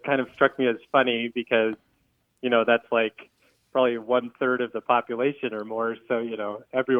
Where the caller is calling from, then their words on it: Fall River, Wisconsin, United States; I'm from Fall River, Wisconsin.